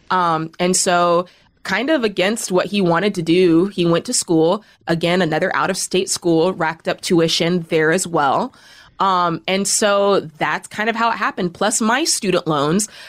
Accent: Cheney, Washington, United States; also born or lived in Spokane; So I was born in Spokane, Washington, um, and lived in a small town outside of Spokane called Cheney. So if anybody's ever heard of that, shout out to Cheney, Washington

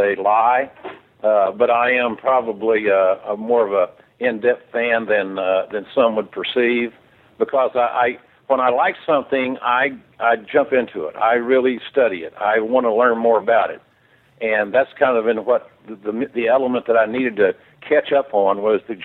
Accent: Oklahoma, United States; I grew up in Oklahoma

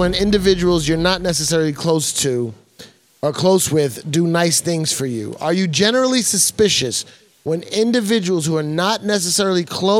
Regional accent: New York City, New York, United States; I'm from New York City, born and raised.

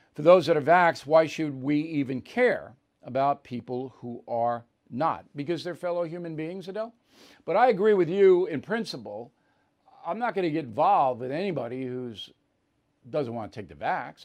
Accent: Levittown, New York, United States; in my Levittown neighborhood

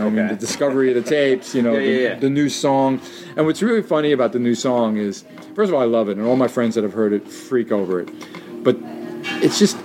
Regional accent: New York City, New York, United States; who I grew up with on in Jackson Heights, where I lived then in Queens

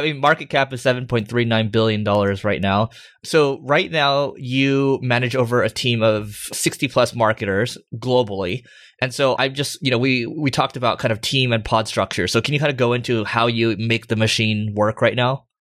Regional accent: United States; accent: American; my American accent

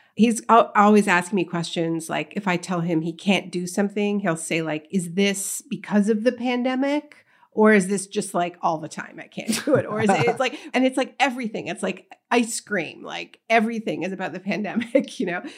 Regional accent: Canada; moved away as an adult; now in New Jersey, United States; I was born in Canada, grew up in Canada

